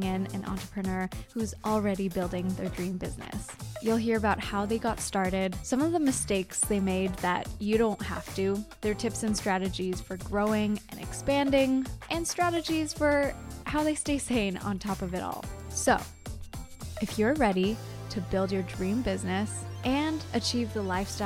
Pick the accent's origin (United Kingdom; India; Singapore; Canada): Canada; accent: Canadian; I just outed myself as a Canadian